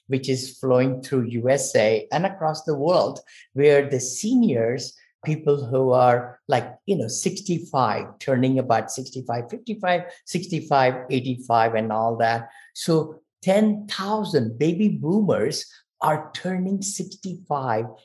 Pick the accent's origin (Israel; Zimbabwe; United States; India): India; moved away as an adult; I'm from India. So I came here when I was 22.